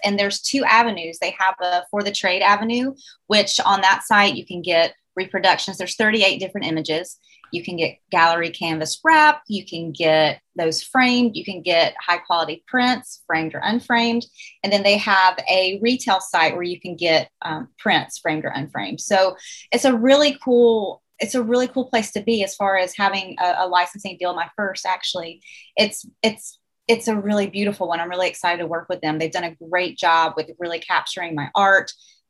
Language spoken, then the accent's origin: English; the South, United States; accent: Southern; let me try to pronounce it in my Southern accent